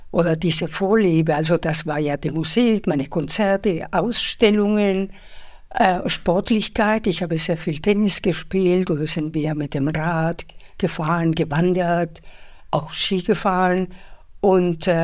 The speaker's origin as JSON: {"language": "German", "country": "Spain", "moved": "as an adult", "lives_now": "Munich, Germany", "said": "also ich bin Spanierin und bin ähm, nach München gekommen, um ein Studium zu machen ähm, und seitdem lebe ich hier in Deutschland, fühle mich sehr wohl, obwohl ich mich nach wie vor als Spanierin fühle."}